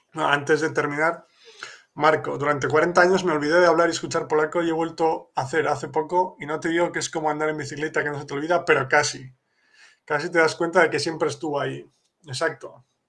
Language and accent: Spanish; Spain; now in Poland; yo soy español pero vivo en Polonia